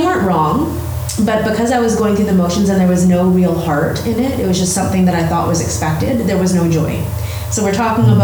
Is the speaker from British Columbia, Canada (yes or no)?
yes; Vancouver, British Columbia, Canada; So I was born and raised in Vancouver, and I'm a local girl.